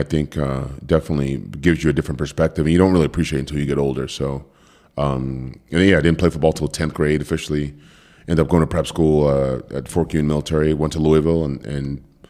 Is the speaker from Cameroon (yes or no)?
yes; Cameroon; born there; Yeah, so just high level, I was born in Cameroon, West Africa.